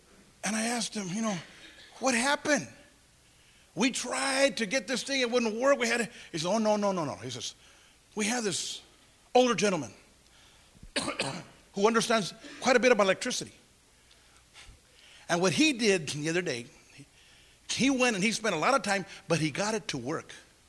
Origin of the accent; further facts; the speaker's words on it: Santa Paula, California, United States; I'll never forget the first rally I had in my hometown, Santa Paula, California.